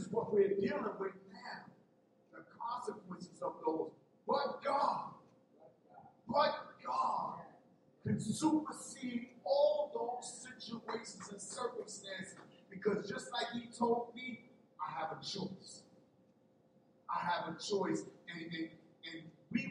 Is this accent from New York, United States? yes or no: yes; New York, United States; as a young man growing up in New York